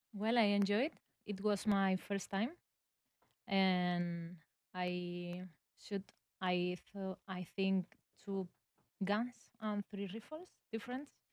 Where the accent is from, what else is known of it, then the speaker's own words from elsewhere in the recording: Spain; I'm from in Spain